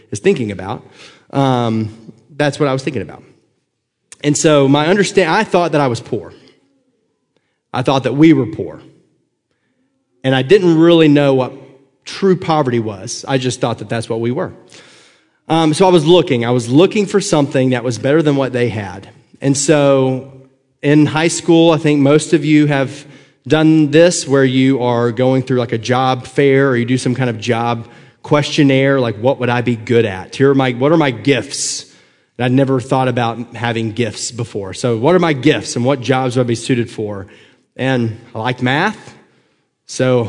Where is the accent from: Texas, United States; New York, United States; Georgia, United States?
Georgia, United States; Northwest; I grew up in Northwest Georgia, right underneath Chattanooga. So anytime people ask me where I'm from, I just say Chattanooga, because trying to explain Chickamauga or Fort Oglethorpe just takes too long